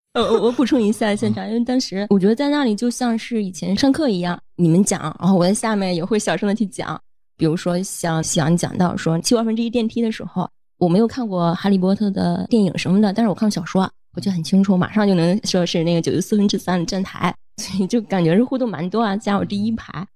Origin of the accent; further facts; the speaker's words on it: Shandong, China; 我是山东人，做食品行业，做合规，我是负责整个过程的安全的，还有工厂审核，以及体系啊，还有食品的最终的安全性